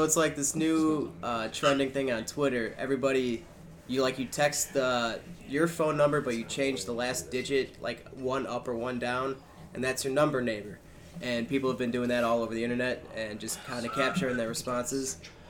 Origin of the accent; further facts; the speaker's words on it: Milwaukee, Wisconsin, United States; We are from Milwaukee, Wisconsin.